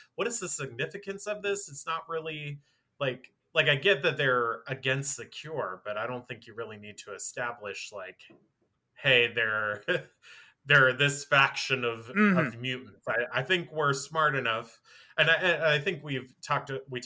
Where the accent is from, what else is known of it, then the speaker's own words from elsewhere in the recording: Pennsylvania, United States; moved away; I'm from Pennsylvania originally